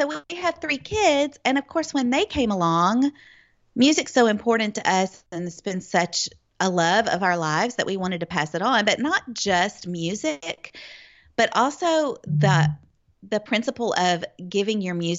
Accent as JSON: {"language": "English", "town": "Memphis", "region": "Tennessee", "country": "United States", "tie": "born or raised there", "said": "But yeah, I grew up in the Memphis area in a Christian family."}